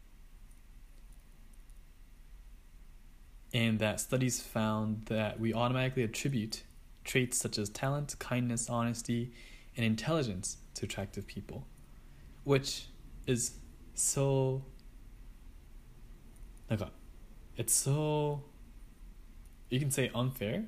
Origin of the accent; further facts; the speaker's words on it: Japan; I'm from Japan.